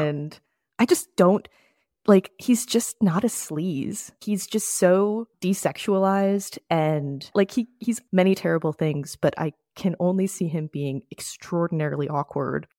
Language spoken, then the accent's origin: English; Florida, United States; moved away; I am from Florida. I went to school in Florida.